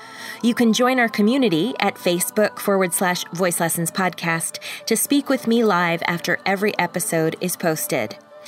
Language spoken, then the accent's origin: English; Canada; it's part of being Canadian, by the way. It's like built in.